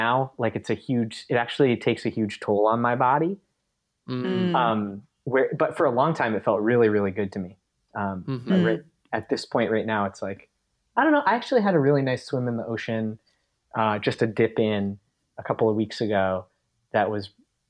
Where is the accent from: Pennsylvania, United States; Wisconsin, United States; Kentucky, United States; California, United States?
Pennsylvania, United States; also born or lived in North Carolina / Tennessee; now in Maine, United States; I grew up in Pennsylvania and then lived in North Carolina and Tennessee for a bunch of years